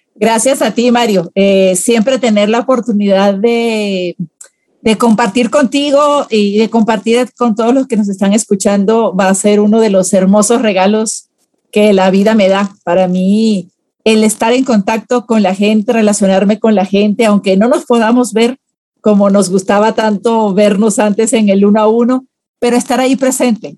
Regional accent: Venezuela; moved away as an adult; now in Guatemala; Primero trabajé en relaciones públicas en un partido político en, Venezuela, de donde, donde, nací. Solo que ya como tengo 20 años casi en Guatemala, ya siento que tengo corazoncito chapín, pero soy venezolana de nacimiento

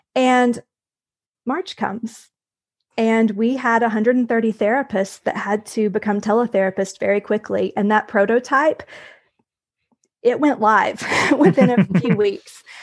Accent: Tennessee, United States; moved away as an adult; also born or lived in Brownsville, Texas / Harlingen, Texas; I'm originally from Tennessee. So we moved back to Tennessee about five years ago

